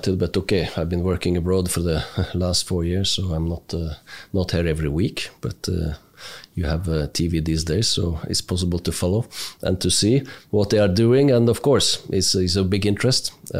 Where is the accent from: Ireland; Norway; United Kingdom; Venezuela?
Norway; Oslo area; Just outside Oslo. Nice, quiet place. Local place with staying in the same area for 10 years.